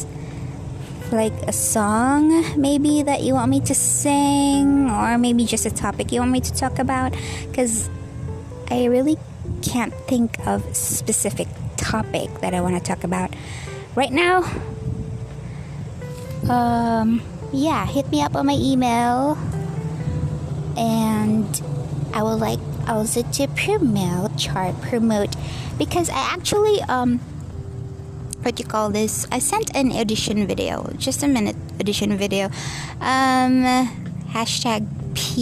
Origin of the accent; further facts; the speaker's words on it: Bohol, Central Visayas, Philippines; also born or lived in Dumaguete City, Negros Oriental; now in Dumaguete, Philippines; we are from Bohol. I'm just working here in Dumaguete.